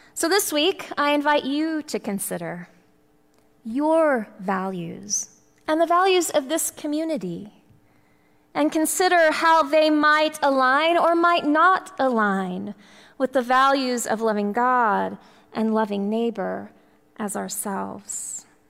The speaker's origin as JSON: {"language": "English", "region": "Texas", "country": "United States", "tie": "born or raised there", "said": "growing up in the Bible Belt of Texas"}